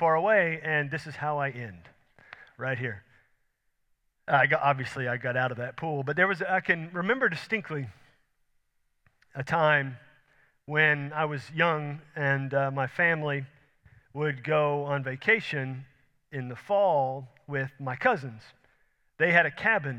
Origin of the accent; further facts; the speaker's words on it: Houston, Texas, United States; I grew up in Houston, sea level